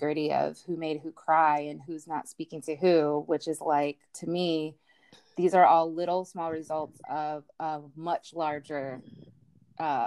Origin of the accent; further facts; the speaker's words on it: United States; as an American woman